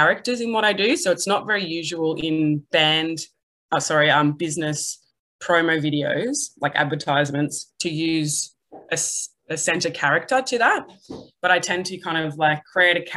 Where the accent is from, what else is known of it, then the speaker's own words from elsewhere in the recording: Melbourne, Victoria, Australia; moved away as an adult; now in Newcastle, Australia; I'm from Melbourne and I've got a arts degree